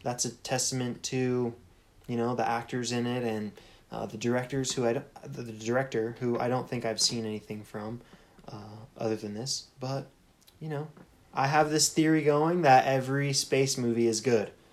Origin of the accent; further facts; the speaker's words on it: United States; I grew up in America